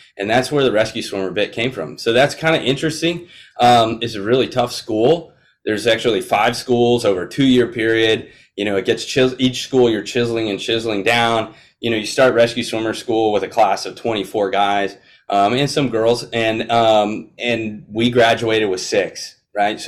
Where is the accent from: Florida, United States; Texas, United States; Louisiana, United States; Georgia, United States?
Florida, United States; I grew up in Florida